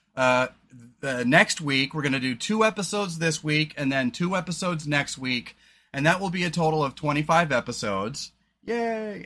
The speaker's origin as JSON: {"language": "English", "region": "Oregon", "country": "United States", "said": "we're from Oregon"}